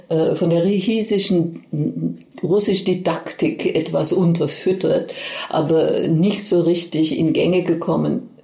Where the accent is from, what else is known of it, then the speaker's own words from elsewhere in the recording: Oberkirch, Baden-Württemberg, Germany; denn ich stamme aus der Ortenau, aus Oberkirch und da blickt man in die Rheinebene auf Straßburg